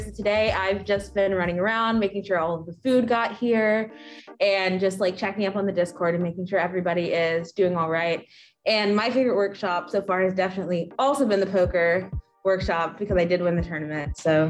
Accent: Virginia Beach, Virginia, United States; I'm a third year from Virginia Beach, Virginia.

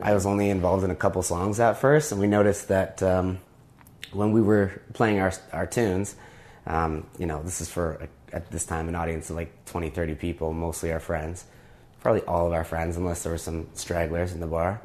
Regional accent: Toronto, Ontario, Canada; also born or lived in Montreal; I moved back to Toronto from Montreal

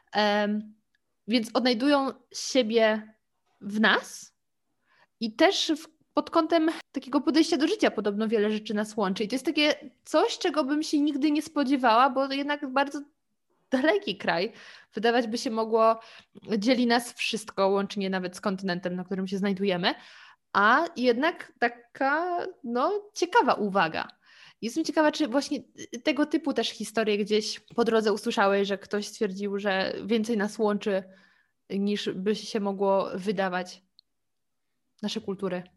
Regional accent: Lower Silesian Voivodeship, Poland; Ja w ogóle pochodzę z Dolnego Śląska. Do granicy niemieckiej miałam 30 kilometrów.

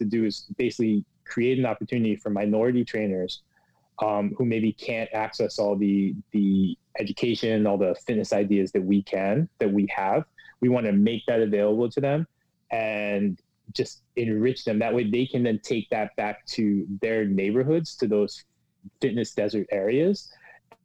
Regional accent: Pennsylvania, United States; now in New York, United States; I grew up in Pennsylvania

